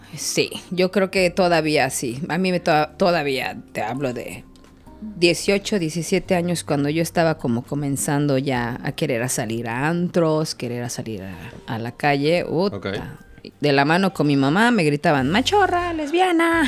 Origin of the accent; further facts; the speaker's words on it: State of Mexico, Mexico; now in Cancún, Mexico; Del Estado de México